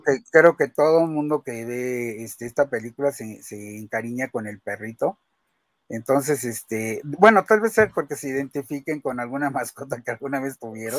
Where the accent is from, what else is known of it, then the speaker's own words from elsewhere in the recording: Mexico; todos nosotros que somos mexicanos